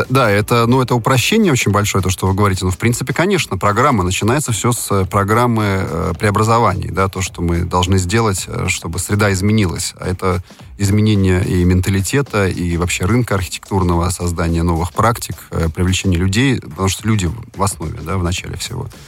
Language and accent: Russian; Moscow, Russia; Я родился в Москве, вырос в Москве, да, я коренной Москвы. Мои родители тоже здесь родились, то есть даже не в первом поколении